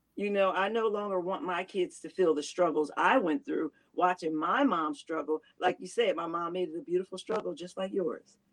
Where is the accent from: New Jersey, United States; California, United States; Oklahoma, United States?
New Jersey, United States; Camden; I'm from Camden as well, born and raised